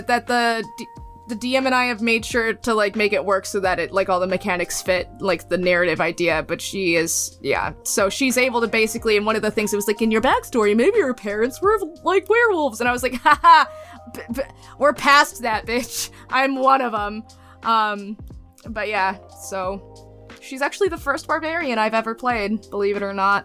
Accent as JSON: {"language": "English", "region": "Wisconsin", "country": "United States", "said": "nobody talks about Wisconsin because we don't do anything"}